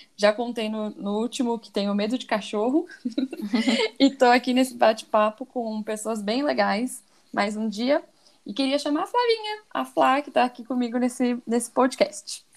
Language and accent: Portuguese; São Paulo, Brazil; now in Guarulhos, Brazil; eu também sou de São Paulo, nasci em São Paulo, moro em Guarulhos há 10, 11 anos